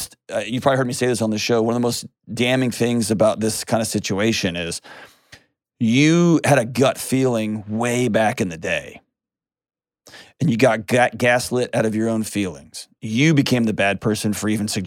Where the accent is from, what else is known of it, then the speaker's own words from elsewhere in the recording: Houston, Texas, United States; I grew up in Houston